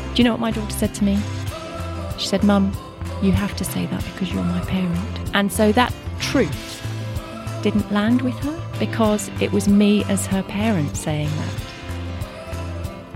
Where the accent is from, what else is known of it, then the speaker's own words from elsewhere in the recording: Kent, South East England, United Kingdom; also born or lived in Reading; I grew up in Kent, went to university in Reading